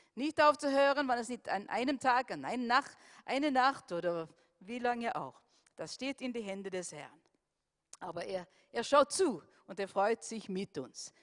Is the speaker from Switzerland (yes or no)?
no; Sweden; now in Austria